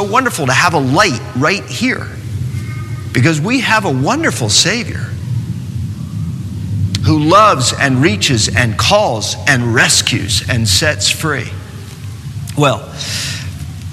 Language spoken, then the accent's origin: English; New York City, New York, United States; moved away as an adult; now in North Carolina, United States; I come from New York City. I live in North Carolina now, but I come from New York City. I spent 20 years in New York.